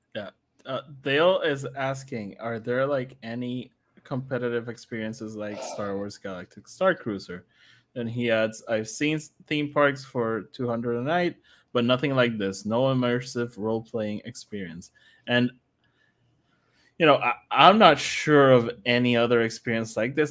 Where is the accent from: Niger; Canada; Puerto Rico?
Puerto Rico; Guaynabo; I'm from Guanao